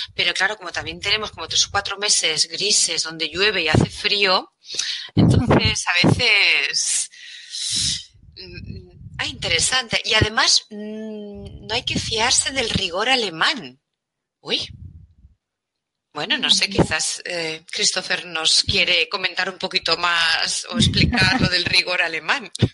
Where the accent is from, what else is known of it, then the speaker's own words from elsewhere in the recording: Figueres, Catalonia, Spain; also born or lived in Germany (between Heidelberg and Mannheim); now in Germany; soy de Figueras